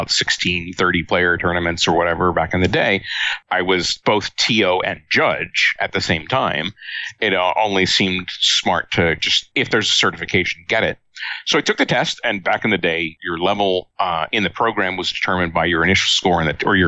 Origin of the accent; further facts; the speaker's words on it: Baltimore, Maryland, United States; moved away as an adult; I grew up in Baltimore, Maryland, in the 1960s